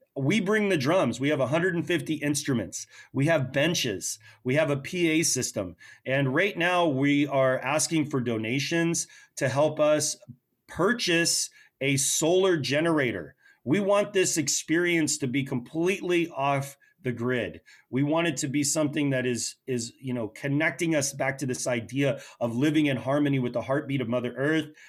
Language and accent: English; United States; what we hold as American people